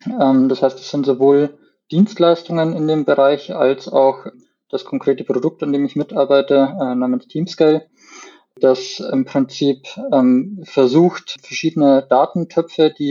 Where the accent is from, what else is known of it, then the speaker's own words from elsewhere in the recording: Landshut, Bavaria, Germany; Ich komme aus Landshut, aus dem schönen Niederbayern